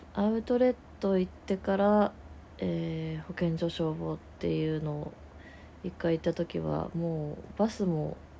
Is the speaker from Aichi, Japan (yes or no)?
yes; rural Aichi Prefecture, Japan; now in Tokyo, Japan; 私田舎出身で愛知県の田舎で出身なんですけど